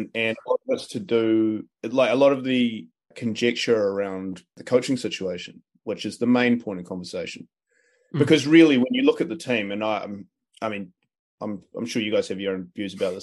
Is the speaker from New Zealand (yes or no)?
yes; New Zealand; as a New Zealander